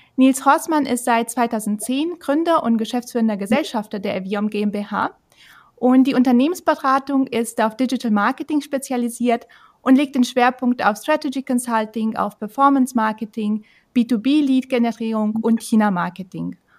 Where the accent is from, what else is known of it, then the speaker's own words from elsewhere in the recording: Germany; bei uns in Deutschland